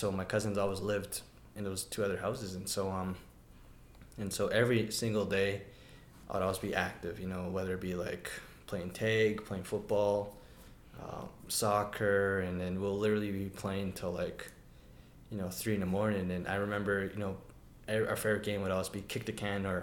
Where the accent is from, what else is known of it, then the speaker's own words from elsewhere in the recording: Siksika Nation, Alberta, Canada; I'm from the Siksika Nation